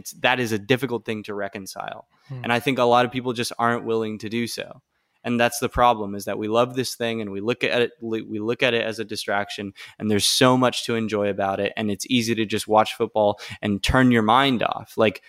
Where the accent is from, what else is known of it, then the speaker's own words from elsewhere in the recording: United States; I participated in it as much as anyone else does, being an American.